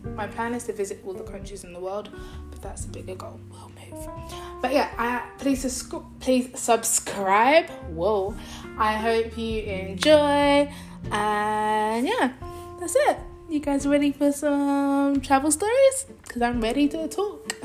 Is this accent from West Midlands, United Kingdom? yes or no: no; London, United Kingdom; moved away as an adult; now in Nanjing, China; I was born in London, England. I currently live in Nanjing, China